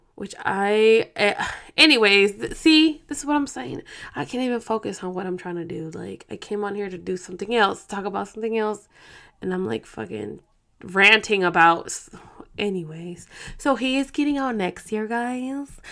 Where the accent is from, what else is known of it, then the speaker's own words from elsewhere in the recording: Oakland, California, United States; moved away; we're both from Oakland